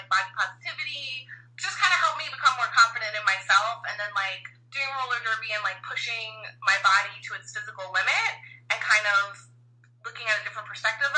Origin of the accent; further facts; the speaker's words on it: Long Island, New York, United States; I grew up in Long Island.